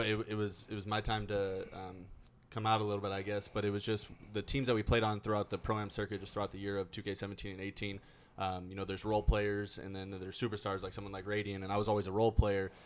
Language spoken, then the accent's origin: English; Orange County, California, United States; moved away as an adult; also born or lived in South Dakota; i'm from orange county california